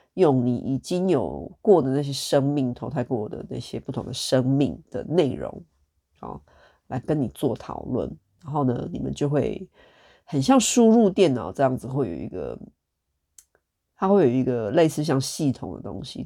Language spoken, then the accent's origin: Chinese; Taiwan; 身为台湾人